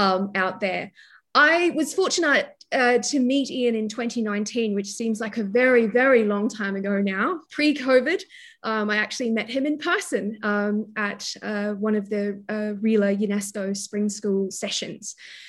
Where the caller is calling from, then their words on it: New South Wales, Australia; I'm joining you from Awabakal land, so I would like to pay my respects to the Pambalong clan of the Awabakal people